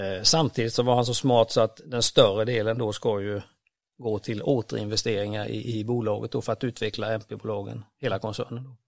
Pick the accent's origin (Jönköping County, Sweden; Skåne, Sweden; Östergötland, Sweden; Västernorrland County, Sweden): Jönköping County, Sweden; Ramkvilla; Jag växte upp tre och en halv mil söder om Vetlanda ner mot Växjö till en liten by som heter Ramkvilla